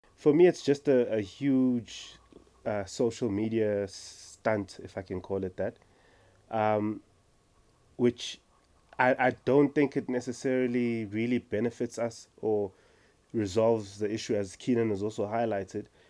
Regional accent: Umlazi, KwaZulu-Natal, South Africa; now in Johannesburg, South Africa; born and raised in KZN Mlazi, now living

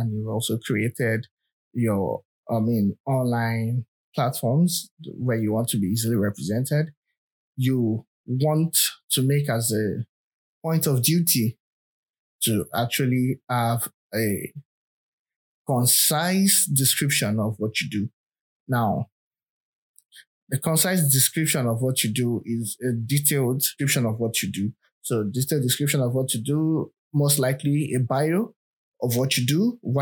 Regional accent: Nigeria; I'm a Nigerian

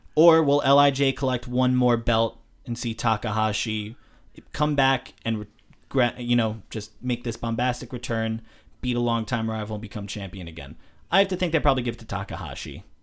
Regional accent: United States; as an American

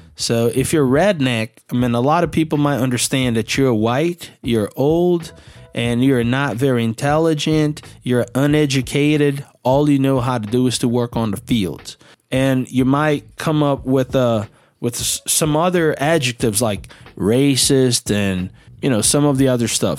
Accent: Belo Horizonte, Minas Gerais, Brazil; I'm from Belo Horizonte and there are no rivers around or big lakes that I can use a boat here

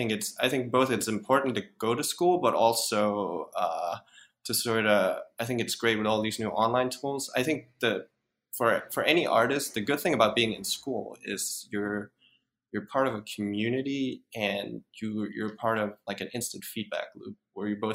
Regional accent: Denmark; moved away; I'm from Denmark originally

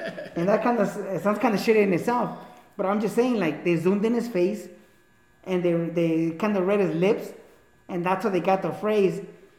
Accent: Mexico; I grew up in Mexico my crucial years. That made me a paisa, you know.

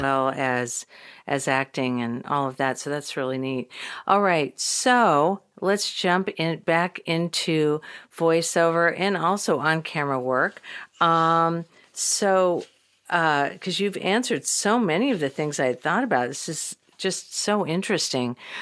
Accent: Midwest, United States; moved away as an adult; also born or lived in Texas; now in Los Angeles, United States; I'm from the Midwest

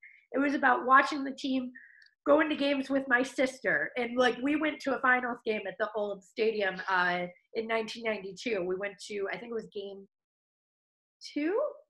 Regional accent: Melrose Park, Illinois, United States; I grew up in Melrose Park, just west of the city.

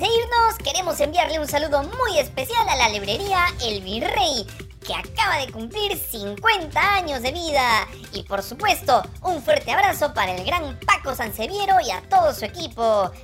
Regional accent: Cusco, Peru; Como cusqueños

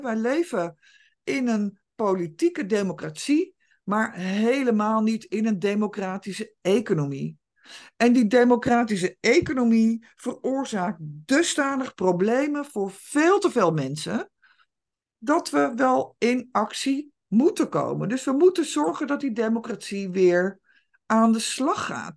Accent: Netherlands; wij als Nederlanders

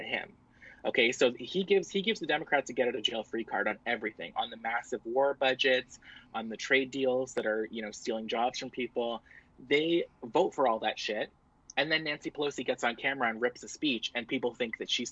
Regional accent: Canada; also born or lived in Ontario; I'm Canadian

